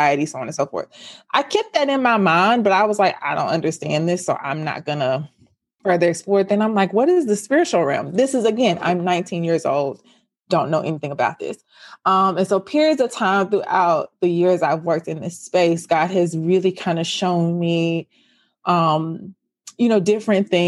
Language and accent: English; Memphis, Tennessee, United States; I am from Memphis, Tennessee. So I live in the South